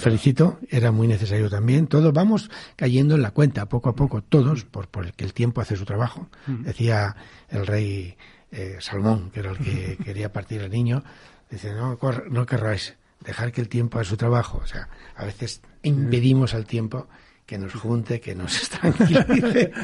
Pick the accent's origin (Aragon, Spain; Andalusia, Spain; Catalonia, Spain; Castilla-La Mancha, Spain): Castilla-La Mancha, Spain; Campo de Criptana; moved away; estoy muy agradecido a mi pueblo porque ellos me tratan muy bien y, yo tengo una gran fin contacto sigo teniendo casa allí tengo familia y no renuncio todo lo contrario presumo de ser de Campo Quintana